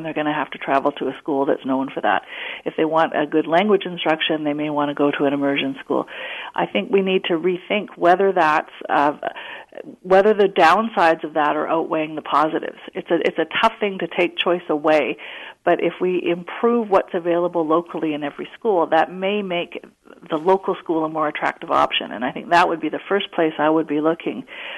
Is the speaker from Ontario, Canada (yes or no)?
no; Vancouver, British Columbia, Canada; I took a bus to my high school growing up in Vancouver